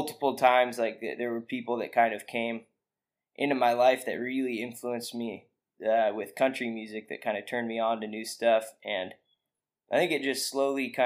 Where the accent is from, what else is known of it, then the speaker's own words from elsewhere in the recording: Ben Lomond, California, United States; moved away as an adult; now in Austin, United States; I grew up in Ben Lomond, which is basically a little mountain town outside of Santa Cruz